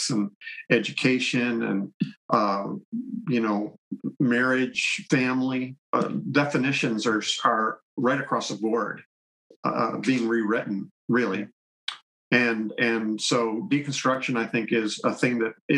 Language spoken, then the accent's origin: English; Canada; I'm Canadian, by the way. I'm in Canada